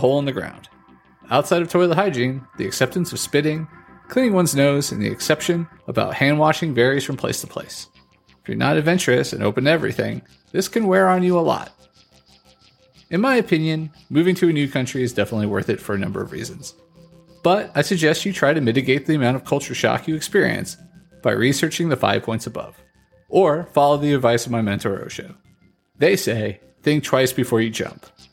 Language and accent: English; United States; moved away as an adult; I've lived in quite a few countries outside my home country, the United States